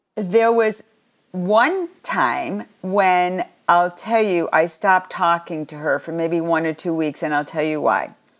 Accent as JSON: {"language": "English", "area": "Long Island", "region": "New York", "country": "United States", "tie": "born or raised there", "said": "where I grew up on Long Island"}